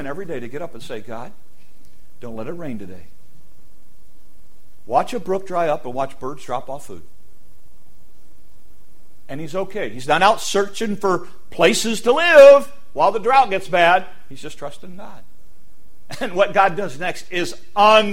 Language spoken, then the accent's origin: English; United States; one of the curses of being an American is we live in a world in which we are bombarded 24/7